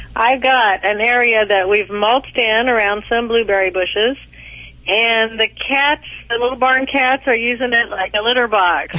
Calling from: Kansas, United States; Calling from Kansas.

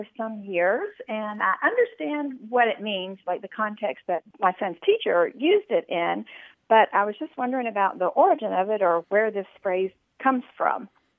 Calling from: Flower Mound, Texas, United States; I'm calling from Flower Mound, Texas.

